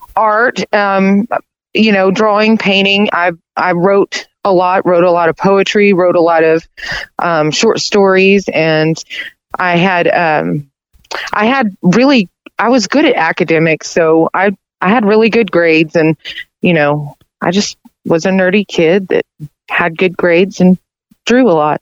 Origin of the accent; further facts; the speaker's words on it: Conway, Arkansas, United States; also born or lived in Little Rock, Arkansas; I grew up in Conway